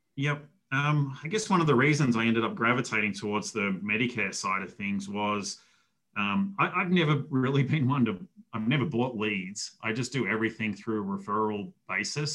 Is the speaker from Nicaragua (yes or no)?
no; Melbourne, Victoria, Australia; moved away as an adult; now in United States; I grew up in Australia